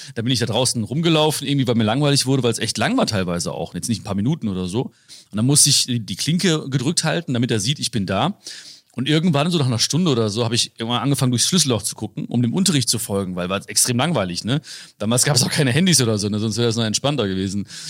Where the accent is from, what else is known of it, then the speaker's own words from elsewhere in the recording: Hagen, North Rhine-Westphalia, Germany; Leute denken immer, ich komme aus, aus Hamburg, Berlin, München oder so, ne? Köln, schlimmstenfalls denken die, ne? Dann sage ich so, äh, nee, Hagen